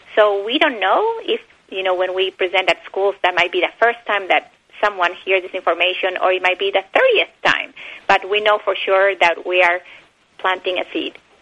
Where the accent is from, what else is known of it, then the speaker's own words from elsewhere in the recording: Bolivia; English is a second language; also born or lived in Argentina / Texas, United States; now in United States; I was born in Bolivia, but I lived um, my childhood years in Bolivia and Argentina.